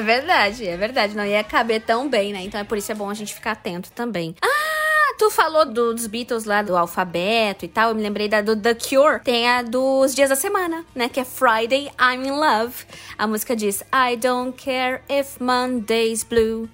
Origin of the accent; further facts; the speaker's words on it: Pato Branco, Paraná, Brazil; nosso tempo tempo, né, Fábio? Lá ah. em Pato Branco, que a gente tinha que comprar uma revistinha